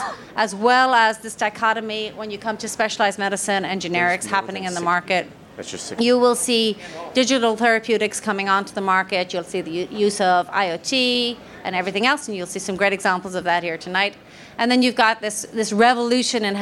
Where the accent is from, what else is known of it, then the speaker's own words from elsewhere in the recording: Ireland; I am Irish